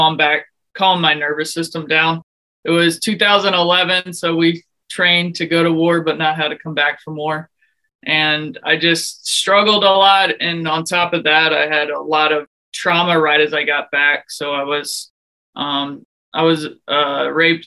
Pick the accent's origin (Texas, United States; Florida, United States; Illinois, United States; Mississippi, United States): Texas, United States; Houston; moved away as an adult; also born or lived in West Point, New York / Germany / Alaska; now in Silver Spring, United States; I came from Houston, Texas, but now I live in Silver Spring, Maryland